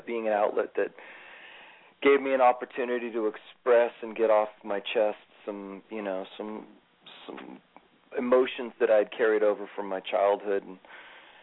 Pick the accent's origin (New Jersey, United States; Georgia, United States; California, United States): California, United States; Sacramento; I grew up in Sacramento. In fact, both Doug and I are Sacramento natives